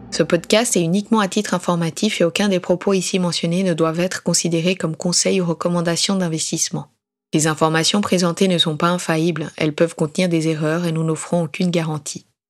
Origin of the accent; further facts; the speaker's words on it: Geneva, Switzerland; je suis genevois